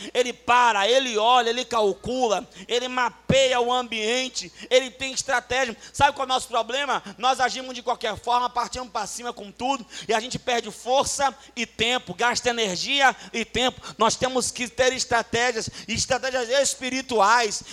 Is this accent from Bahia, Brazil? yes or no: yes; Salvador, Bahia, Brazil; Eu fui criado em Salvador